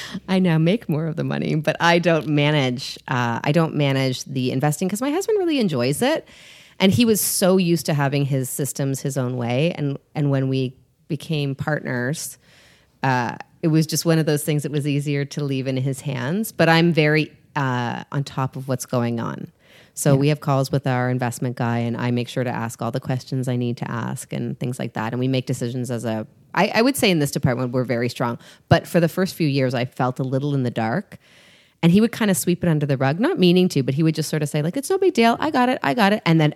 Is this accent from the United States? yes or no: no; Canada; I am Canadian.